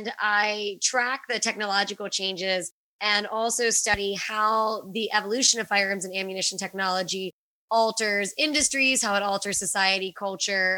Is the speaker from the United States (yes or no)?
yes; Pittsburgh, Pennsylvania, United States; I'm from Pittsburgh